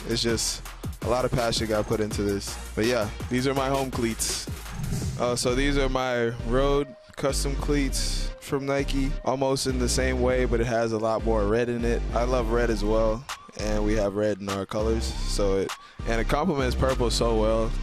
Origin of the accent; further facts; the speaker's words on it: Bahamas; I'm from the Bahamas